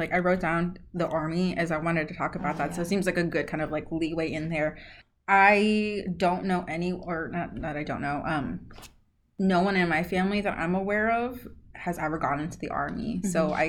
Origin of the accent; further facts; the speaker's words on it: the Bay Area, California, United States; first language Spanish; English is a second language; I'm from the Bay, yeah.